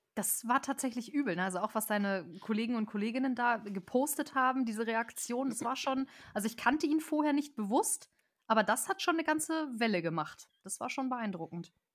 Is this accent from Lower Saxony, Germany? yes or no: yes; near Celle, Lower Saxony, Germany; Ich komme aus der Ecke von Celle, wunderschöne Fachwerkstatt, falls das jemand gehört hat. Falls nicht, Ecke Hannover.